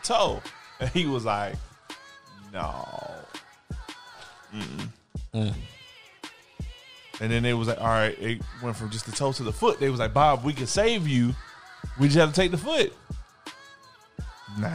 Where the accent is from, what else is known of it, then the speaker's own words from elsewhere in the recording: Jamaica; I'm Jamaican.